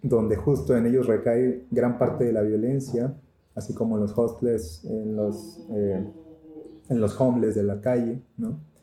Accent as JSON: {"language": "Spanish", "region": "Tamaulipas", "country": "Mexico", "said": "yo soy de Tamaulipas"}